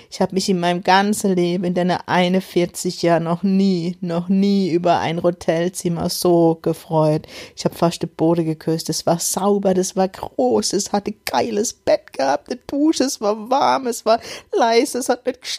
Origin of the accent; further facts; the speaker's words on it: Electoral Palatinate, Germany; accent: Kurpfälzisch; In meinem Kurpfälzer Dialekt, ich muss immer noch lachen.